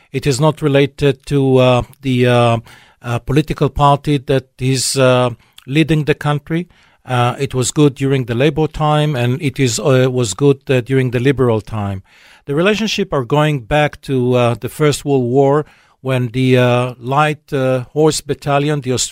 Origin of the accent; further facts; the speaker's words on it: near Rehovot, Central District, Israel; Rehovot, which is not too far from my hometown.